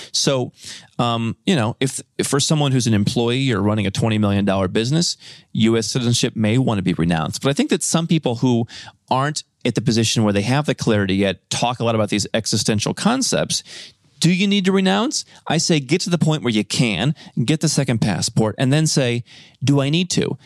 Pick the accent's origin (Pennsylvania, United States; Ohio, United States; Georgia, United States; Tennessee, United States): Ohio, United States; Cleveland; moved away; I grew up in Cleveland